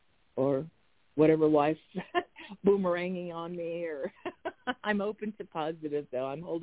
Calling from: Arizona, United States; from Arizona.

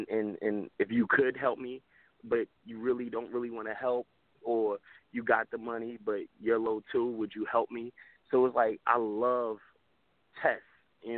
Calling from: New Jersey, United States; I'm from Jersey or whatever.

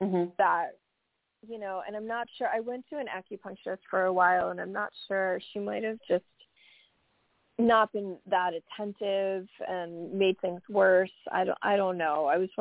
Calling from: New York, United States; Hi, Happy New Year. … from New York.

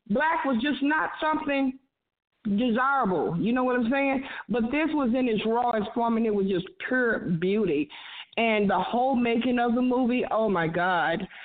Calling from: Savannah, Texas, United States; I'm calling from Savannah, Texas. Uh, this is … Steph's oldest sister.

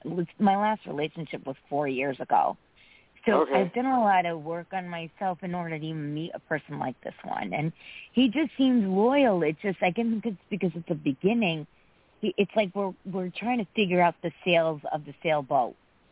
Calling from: Connecticut, United States

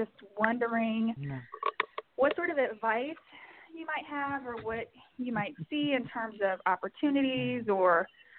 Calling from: New York City, New York, United States; I'm calling from New York City.

